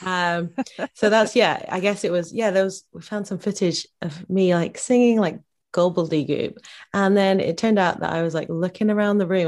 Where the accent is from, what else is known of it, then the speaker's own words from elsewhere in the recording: Bedford, East of England, United Kingdom; my hometown of Bedford, Bedfordshire.